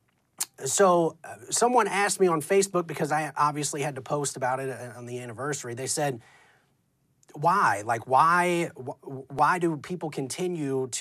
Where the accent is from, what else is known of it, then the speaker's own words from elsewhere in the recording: New Orleans, Louisiana, United States; I'm also from New Orleans, and I was a sophomore in high school when Katrina came ashore